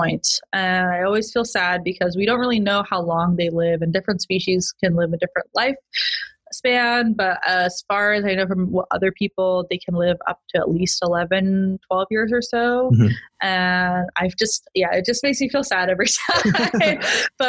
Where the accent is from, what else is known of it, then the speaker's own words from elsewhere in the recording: Utah, United States; also born or lived in Merced, California; now in San Diego, United States; I grew up in Utah, which is a landlocked state